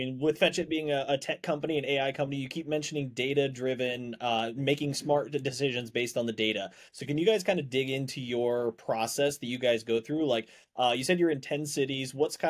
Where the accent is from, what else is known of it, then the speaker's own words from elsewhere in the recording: Indiana, United States; coming from a fellow Midwest boy right now, I'm from Indiana, born and raised.